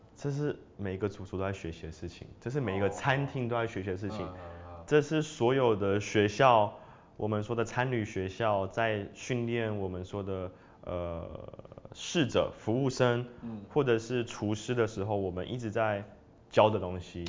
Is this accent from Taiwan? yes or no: yes; Taiwan; moved away as an adult; also born or lived in France; 就是一个台湾人